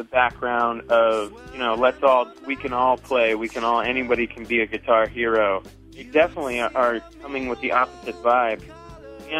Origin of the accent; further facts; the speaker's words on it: San Francisco Bay Area, California, United States; moved away as an adult; now in Ann Arbor, United States; I'm from the San Francisco Bay Area, but just moved to Ann Arbor, Michigan